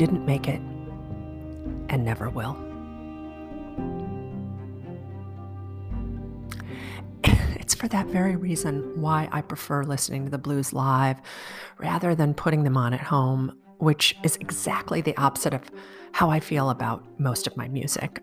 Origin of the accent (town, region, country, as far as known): Chicago, Illinois, United States; born or raised there